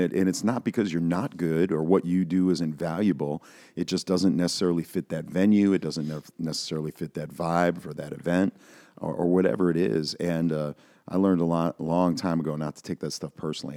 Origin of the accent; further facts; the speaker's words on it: Buffalo, New York, United States; I'm from Buffalo, so, you know, Western New York.